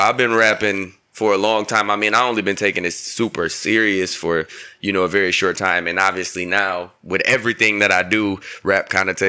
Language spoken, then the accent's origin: English; Battle Creek, Michigan, United States; I'm from a small-ass town called Battle Creek, Michigan. It's about 30,000 people with that bitch.